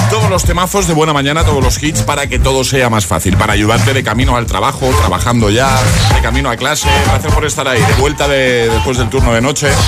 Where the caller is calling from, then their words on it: Valencia, Valencian Community, Spain; de {S4} Valencia